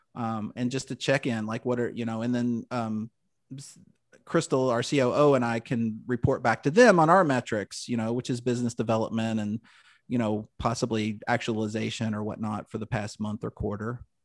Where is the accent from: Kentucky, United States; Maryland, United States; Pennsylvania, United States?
Kentucky, United States; Louisville; born and raised in Louisville